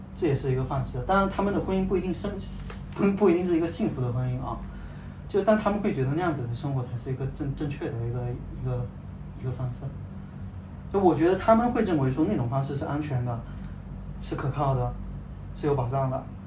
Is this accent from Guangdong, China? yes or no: yes; Guangdong, China; 因为我们都是潮汕人啊